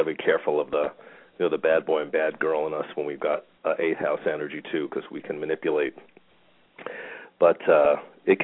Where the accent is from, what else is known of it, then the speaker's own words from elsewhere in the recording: New York, United States; moved away; I'm a New Yorker originally